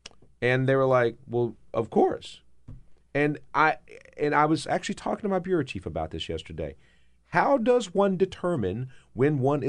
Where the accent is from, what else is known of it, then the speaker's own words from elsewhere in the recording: South Carolina, United States; accent: Southern; I'm from South Carolina.